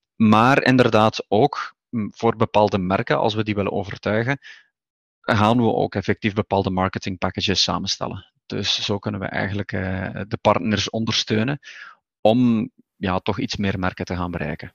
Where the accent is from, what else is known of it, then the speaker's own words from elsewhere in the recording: Flanders, Belgium; moved away as an adult; also born or lived in Barcelona, Spain; now in Cantabria, Spain; ik ben van oorsprong Vlaming hè, in België